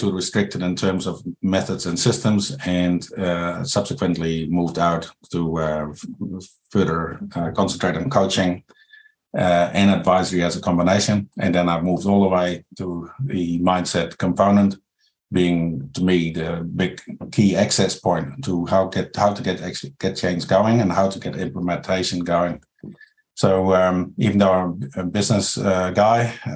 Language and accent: English; Netherlands; moved away as an adult; now in New Zealand; I'm from the Netherlands